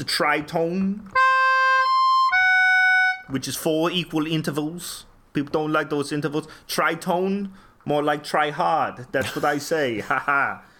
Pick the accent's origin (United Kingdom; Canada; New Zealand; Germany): Germany; Bavaria; English is a second language; Forgive my English. Yeah. I'm from Bayern.